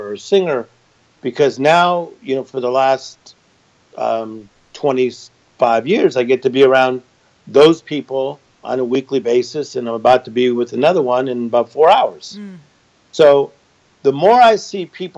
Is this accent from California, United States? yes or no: yes; Compton, California, United States; Born in Compton, California, which is a very cool city